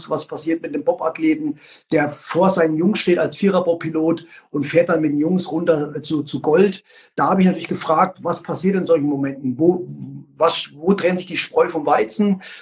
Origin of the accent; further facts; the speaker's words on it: Leipzig, Saxony, Germany; Also wie gesagt, ich bin ein Leipziger Junge und der AFK Leipzig stand und steht immer noch für Qualität.